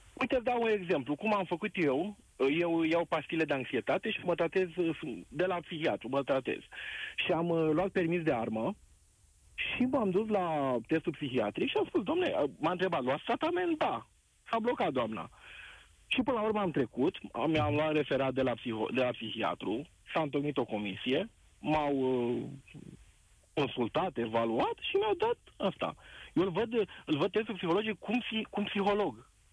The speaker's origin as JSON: {"language": "Romanian", "town": "Târgu Jiu", "region": "Gorj", "country": "Romania", "said": "Eu sunt din Târgu Jiu."}